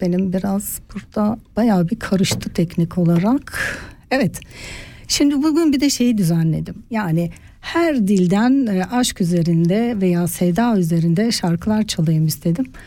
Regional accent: Turkey; now in Switzerland; Türkiye kültüründe yetiştim.

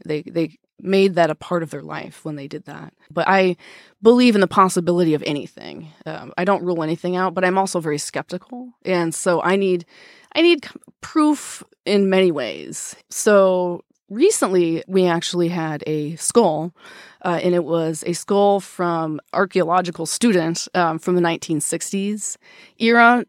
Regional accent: Wisconsin, United States; now in Seattle, United States; I grew up in Wisconsin

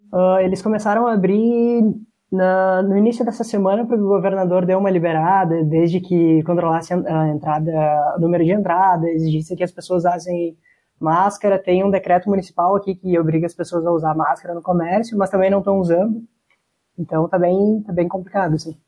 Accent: Santa Catarina, Brazil; now in Caxias do Sul, Brazil; Eu sou de Santa Catarina

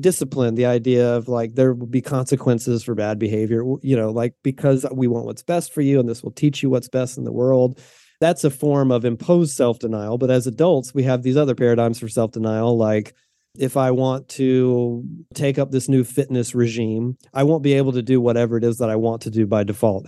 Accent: the South, United States; moved away as an adult; now in Pacific Northwest, United States; I was raised in the South in a kind of conservative, what I would describe as a fundamentalist

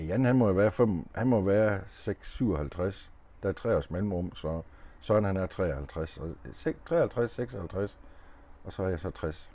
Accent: Denmark; born or raised there

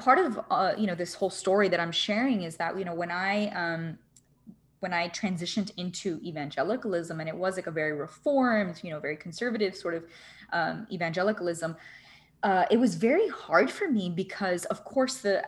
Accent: Miami, Florida, United States; growing up in Miami, I partied a lot

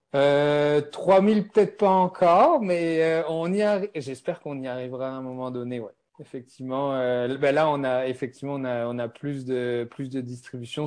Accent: France; accent: French (France); moved away as an adult; now in Montreal, Canada; j'ai un accent français. Donc, moi, je suis, euh, je suis à Montréal depuis plus de treize ans.

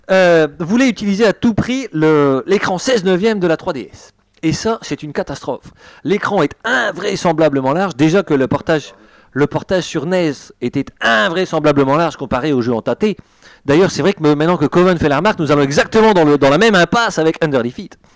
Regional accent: Brussels, Brussels-Capital Region, Belgium; Parce qu'en fait, je prends l'accent français. Je suis belge d'origine. Hein. Ça, j'espère que ça se sent. belge bruxellois, s'il vous plaît.

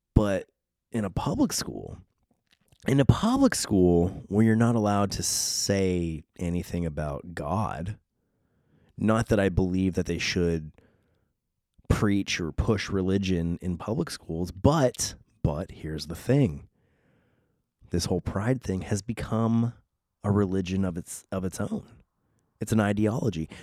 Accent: San Diego, California, United States; accent: Southern Californian; I was born and raised in San Diego, California, literally on a beach.

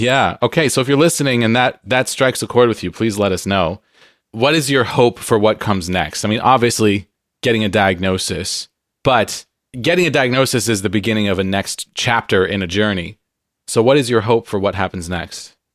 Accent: San Diego, California, United States; now in Pacific Northwest, United States; I'm from San Diego where it's sunny all the time

